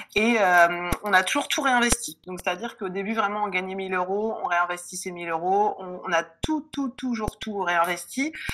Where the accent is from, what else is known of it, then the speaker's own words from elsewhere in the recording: Lille, Hauts-de-France, France; also born or lived in Reims; je suis lilloise